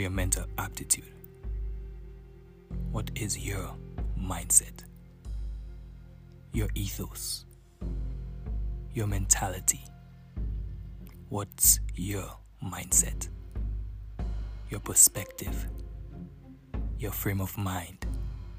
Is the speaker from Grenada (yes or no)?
yes; Grenada; now in Knoxville, United States; I am from Grenada, but I currently live in the southern part of the United States, Knoxville, Tennessee.